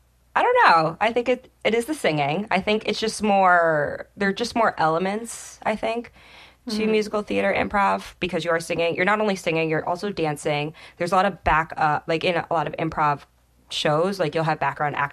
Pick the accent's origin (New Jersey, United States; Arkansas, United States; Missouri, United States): New Jersey, United States; I grew up in Jersey